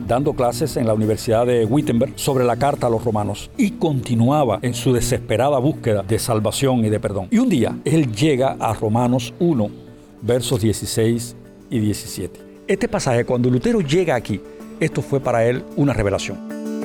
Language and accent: Spanish; Cuba; aquí en, mi país, en Cuba